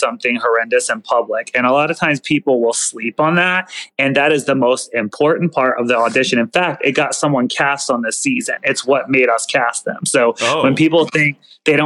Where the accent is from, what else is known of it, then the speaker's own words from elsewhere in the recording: the South, United States; I'm from the South